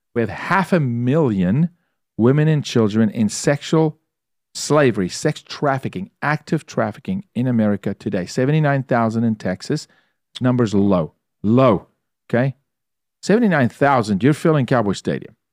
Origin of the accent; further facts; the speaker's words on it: South Africa; moved away as an adult; also born or lived in Toronto, Canada; now in United States; I'm from South Africa. I lived through apartheid